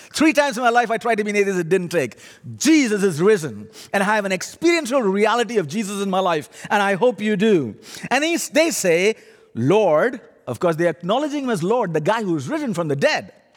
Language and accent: English; India; accent: funny accent; now in Canada; My funny accent is, actually, I'm an Indian